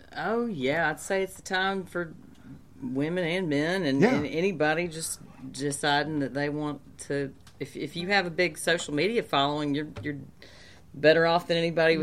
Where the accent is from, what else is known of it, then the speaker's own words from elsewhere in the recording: Hattiesburg, Mississippi, United States; moved away as an adult; also born or lived in New Orleans / Paris / Nashville; I'm from Hattiesburg